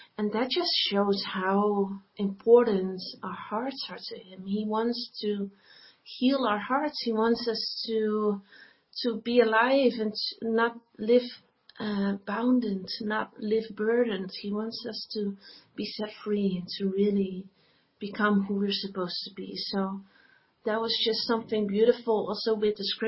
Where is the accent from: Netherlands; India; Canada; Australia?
Netherlands; I am from the Netherlands.